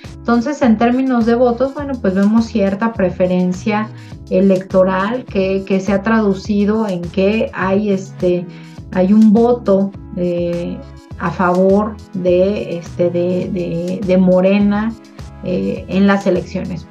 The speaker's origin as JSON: {"language": "Spanish", "country": "Mexico", "said": "como Estado mexicano"}